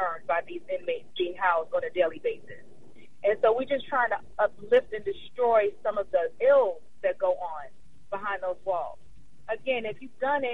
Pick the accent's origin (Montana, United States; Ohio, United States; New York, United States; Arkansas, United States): New York, United States; New York City; I'm from Brooklyn, which is about a few miles away from there. So it's right next door. But, yeah, I'm from New York.